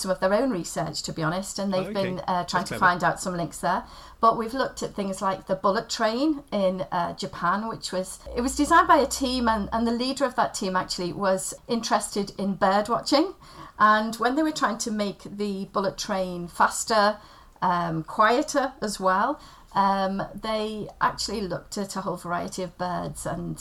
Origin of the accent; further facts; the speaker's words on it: Liverpool, North West England, United Kingdom; also born or lived in Wirral; I grew up on the outskirts of Liverpool. I was born over in the Wirral